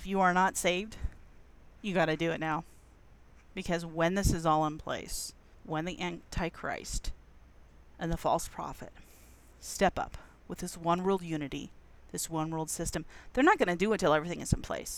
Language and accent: English; United States; Being American